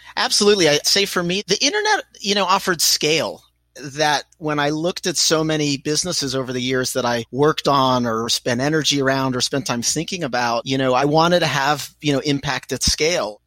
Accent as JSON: {"language": "English", "town": "Pittsburgh", "region": "Pennsylvania", "country": "United States", "tie": "born or raised there", "said": "I was born in Pittsburgh, Pennsylvania. My parents were immigrants from Israel"}